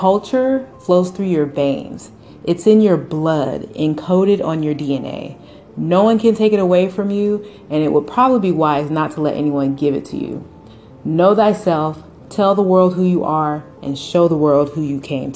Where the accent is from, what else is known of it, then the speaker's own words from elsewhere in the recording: United States; I was born and raised here in the United States